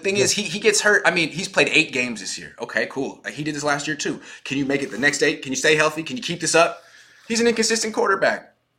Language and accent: English; Oakland, California, United States; I'm from Oakland.